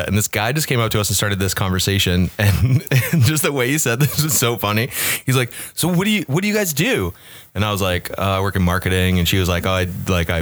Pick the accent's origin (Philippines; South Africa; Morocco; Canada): Canada; Toronto, Ontario; I'm from Toronto